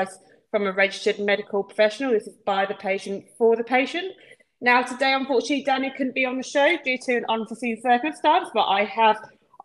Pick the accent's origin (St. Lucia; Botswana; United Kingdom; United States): United Kingdom; Kent, South East England; I'm from Kent